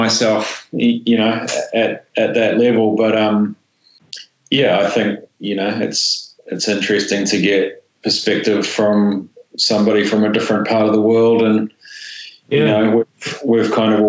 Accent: Auckland, New Zealand; I grew up in Ponsonby, which is a pretty sort of central suburb.

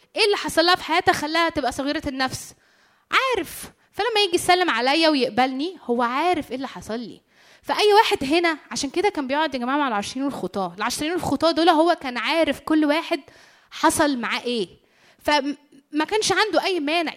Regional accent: Egypt; عندنا في مصر

